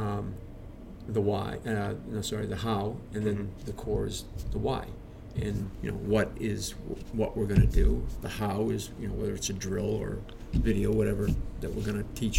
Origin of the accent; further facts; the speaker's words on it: Easton, Massachusetts, United States; also born or lived in Brockton; I grew up in Easton.